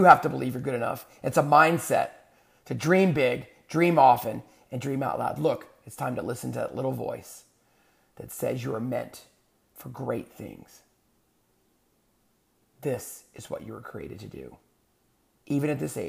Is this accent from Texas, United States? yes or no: yes; San Antonio, Texas, United States; moved away; So I grew up in, part of my life, I grew up in San Antonio, Texas.